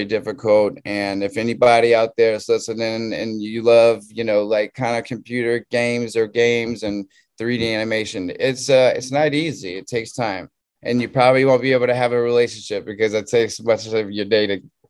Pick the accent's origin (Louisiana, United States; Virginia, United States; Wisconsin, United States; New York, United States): Louisiana, United States; Southern; moved away as an adult; also born or lived in California; I'm from Southern Louisiana